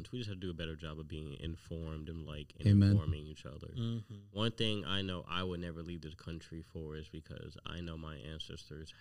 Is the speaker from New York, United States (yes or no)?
yes; New York City, New York, United States; moved away; also born or lived in Pennsylvania / South Carolina / North Carolina; Brooklyn, New York. That's where I'm from